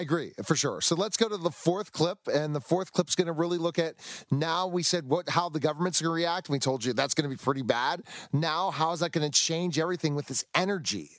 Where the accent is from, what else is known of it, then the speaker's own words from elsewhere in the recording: United States; I'm an American